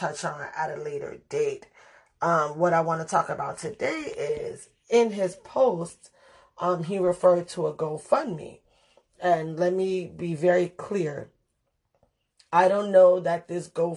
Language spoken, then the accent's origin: English; New York City, New York, United States; growing up in the Bronx